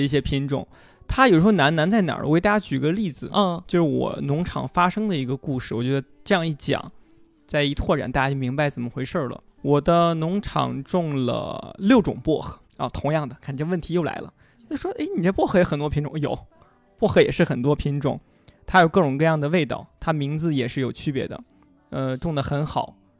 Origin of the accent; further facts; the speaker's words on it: Xi'an, Shaanxi, China; 我讲我们临潼故事，我是个临潼人。我们临潼当地有一个，呃，骊山乳品厂。就是当地一个很小的乳品厂。我是喝着这个奶长大的